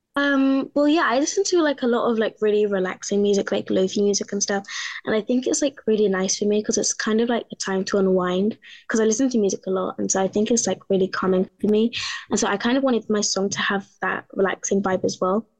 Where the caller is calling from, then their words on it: London, United Kingdom; I'm calling in from London in the UK.